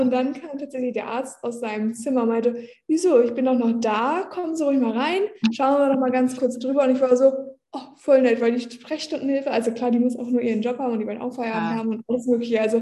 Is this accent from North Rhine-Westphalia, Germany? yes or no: no; Nordhorn, Lower Saxony, Germany; Ich war gerade noch in Nordhorn in meiner Heimat.